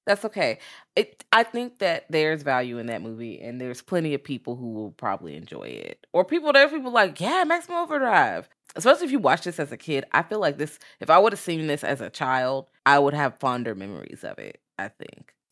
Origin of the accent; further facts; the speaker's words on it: Richmond, Virginia, United States; I'm from Richmond